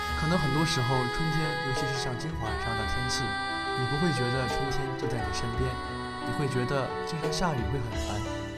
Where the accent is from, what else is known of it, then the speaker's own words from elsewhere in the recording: northern China, China; 可能我是北方人